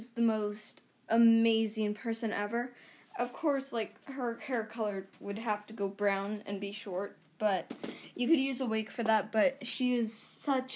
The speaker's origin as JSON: {"language": "English", "country": "Canada", "said": "I'm Canadian"}